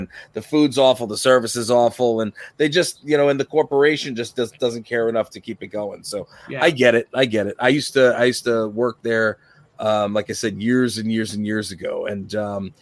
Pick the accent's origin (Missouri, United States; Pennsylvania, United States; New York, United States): New York, United States; Uniondale; I grew up in Uniondale, New York